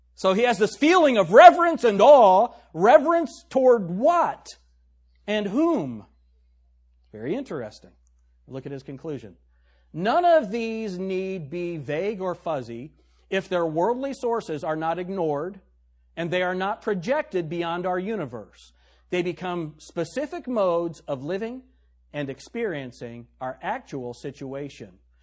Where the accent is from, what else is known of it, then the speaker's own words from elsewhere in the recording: the North, United States; also born or lived in Tennessee; now in Shelby County, United States; I'm a Yankee